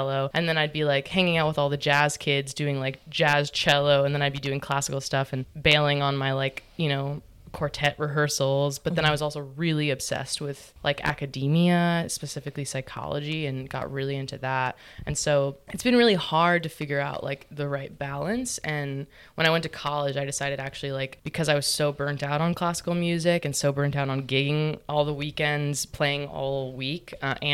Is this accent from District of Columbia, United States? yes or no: no; New Orleans, Louisiana, United States; moved away as an adult; also born or lived in Brooklyn, New York; we were like kind of in like a pretty hippie commune of artist musicians growing up in Mid-City.